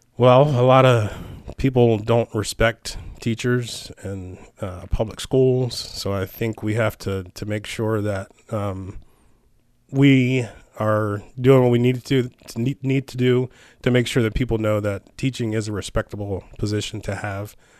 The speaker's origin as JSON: {"language": "English", "town": "Lewistown", "region": "Maryland", "country": "United States", "tie": "born or raised there", "said": "I, I, I grew up here. I was born and raised. Um, I grew up in Lewistown, which is very close to Rocky Ridge."}